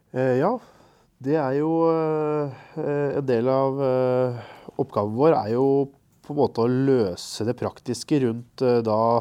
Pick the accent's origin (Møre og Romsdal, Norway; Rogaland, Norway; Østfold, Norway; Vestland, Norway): Østfold, Norway; Marker; jeg er fra Marker kommune, rett ved svenskegrensa